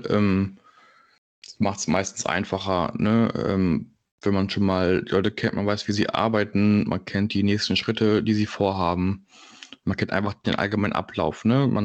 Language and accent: German; Berlin, Germany; ich komme aus Berlin